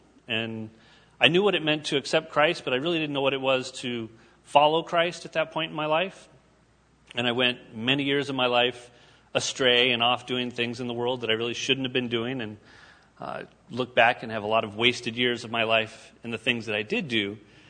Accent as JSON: {"language": "English", "town": "Quincy", "region": "California", "country": "United States", "tie": "born or raised there", "said": "I was born in Northern California, a little small town up in the mountains, a little logging town called Quincy, which probably nobody's really heard of. It's a really small town."}